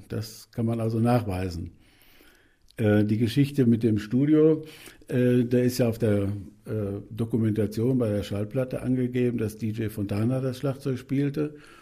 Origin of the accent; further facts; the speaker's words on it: Germany; bei uns in Deutschland